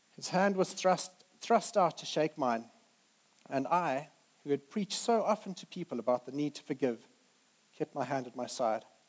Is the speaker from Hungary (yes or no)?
no; Zimbabwe; moved away as an adult; now in United Kingdom; we grew up in Zimbabwe